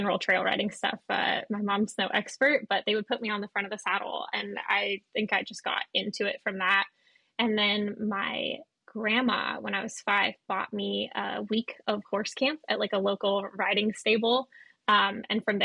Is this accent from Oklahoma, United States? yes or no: no; California, United States; moved away as an adult; now in Ireland; by my accent, I am a California native as well